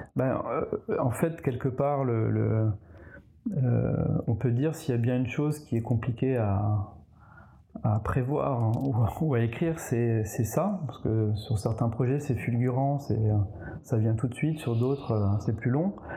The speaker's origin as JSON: {"language": "French", "region": "eastern France", "country": "France", "also_born_or_lived": "Nancy / Strasbourg / England / Paris", "moved": "as an adult", "said": "je viens de l'Est de la France"}